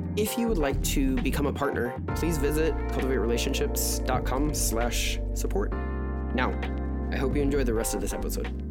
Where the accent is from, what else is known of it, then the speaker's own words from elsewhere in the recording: United States; an American